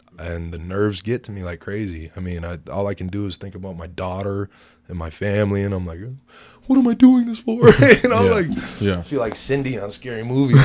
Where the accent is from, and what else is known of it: Minnesota, United States; born or raised there